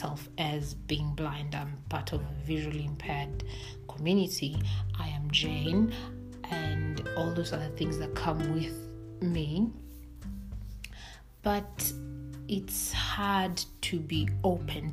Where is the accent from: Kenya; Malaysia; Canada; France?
Kenya; I'm born and bred in Kenya